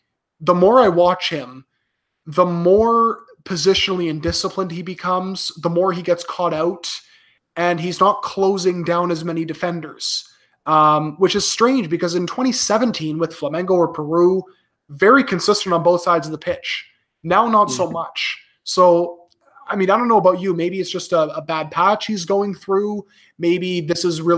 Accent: Canada; I'm Canadian born to a Peruvian immigrant

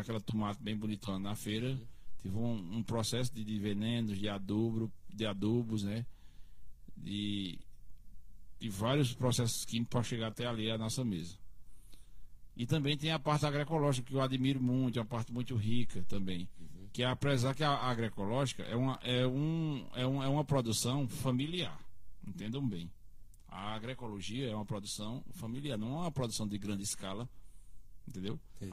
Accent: Cariri, Paraíba, Brazil; Sou do Cariri, terra de cangaceiro

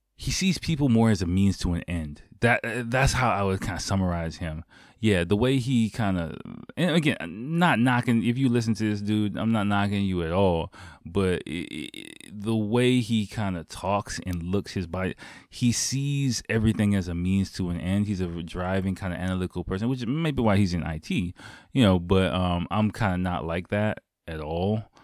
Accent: United States; moved away; my home country

